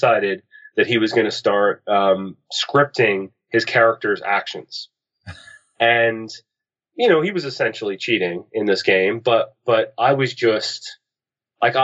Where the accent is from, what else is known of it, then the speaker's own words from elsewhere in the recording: Halifax, Nova Scotia, Canada; I'm from the East Coast of Canada, Halifax, Nova Scotia. And that was where I did most of my growing up